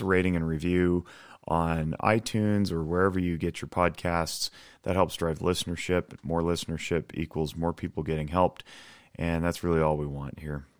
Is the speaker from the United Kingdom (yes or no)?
no; United States; first language English; I'm a native English speaker from America